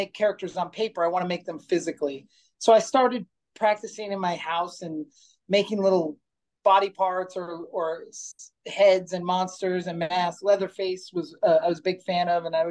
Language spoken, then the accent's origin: English; East Stroudsburg, Pennsylvania, United States; also born or lived in California; now in Boulder City, United States; I moved to Pennsylvania from California. And as I drove into this weird town we moved to, East Stroudsburg